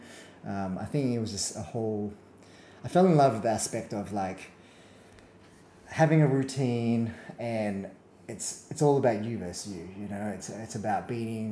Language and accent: English; Perth, Western Australia, Australia; I grew up and born and raised in Perth